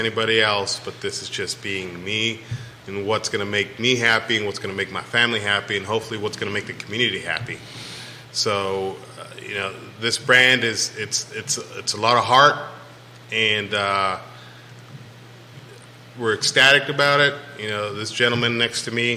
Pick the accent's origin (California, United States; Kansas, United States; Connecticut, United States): California, United States; now in Virginia, United States; I was born in California